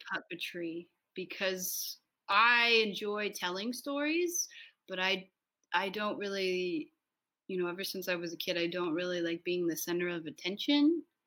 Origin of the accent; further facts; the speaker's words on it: United States; I am from the United States, and I'm the director